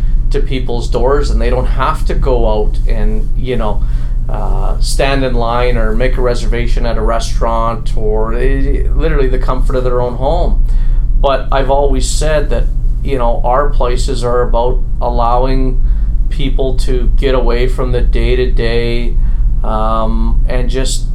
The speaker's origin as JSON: {"language": "English", "town": "Edmonton", "region": "Alberta", "country": "Canada", "said": "I'm from Edmonton, Alberta"}